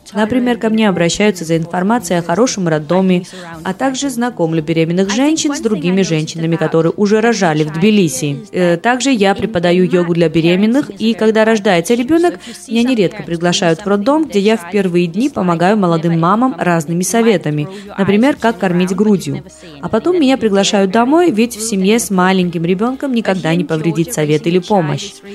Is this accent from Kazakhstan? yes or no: no; Denmark; moved away as an adult; now in Georgia; Я выросла в Дании в 70-е годы